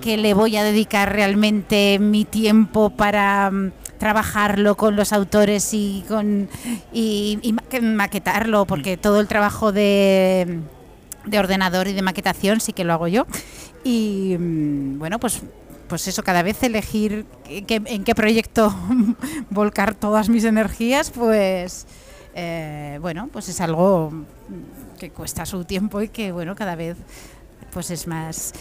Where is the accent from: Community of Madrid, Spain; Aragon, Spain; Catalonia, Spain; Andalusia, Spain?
Aragon, Spain; Monzón; yo soy de Monzón